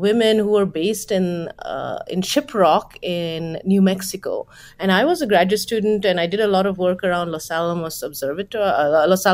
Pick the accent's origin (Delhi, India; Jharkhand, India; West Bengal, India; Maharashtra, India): West Bengal, India; moved away; And when I was growing up in Bengal in India